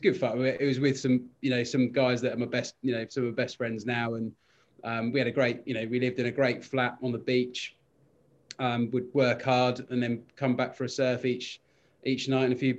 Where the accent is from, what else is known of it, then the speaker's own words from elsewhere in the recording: Ottery St Mary, South West England, United Kingdom; moved away as an adult; also born or lived in Coventry; I grew up in Devon, yeah, a town called Ottery St Mary, just outside Exeter. Yeah, and that's where I grew up.